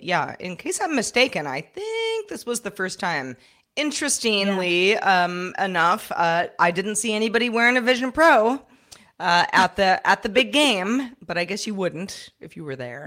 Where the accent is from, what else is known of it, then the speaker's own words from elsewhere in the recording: San Francisco, California, United States; I'm from San Francisco